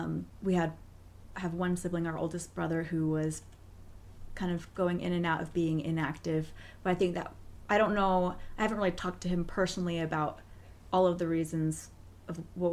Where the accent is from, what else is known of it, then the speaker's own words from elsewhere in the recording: Seattle, Washington, United States; So just like Matt, I'm from Seattle.